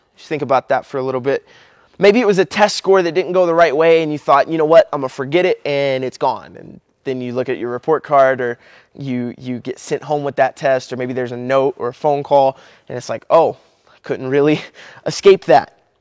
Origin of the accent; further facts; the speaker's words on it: Kentucky, United States; I'm from Kentucky